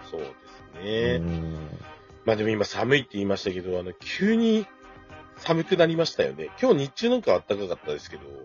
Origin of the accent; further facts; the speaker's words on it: Iruma, Saitama, Japan; 僕の地元のね、埼玉入間